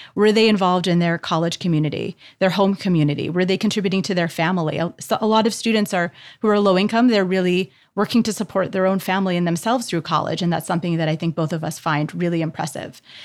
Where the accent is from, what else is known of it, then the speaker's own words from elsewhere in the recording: Canada; moved away; as a Canadian